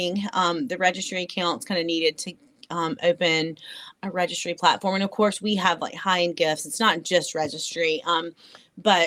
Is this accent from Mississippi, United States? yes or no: yes; North Mississippi, United States; now in Jackson, United States; I'm from North Mississippi.